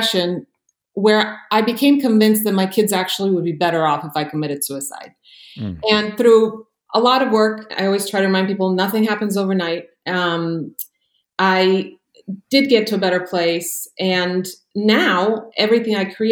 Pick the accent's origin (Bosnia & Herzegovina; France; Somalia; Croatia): Croatia; now in United States; But born and raised in Croatia, and then my family immigrated to the U.S. during the war there.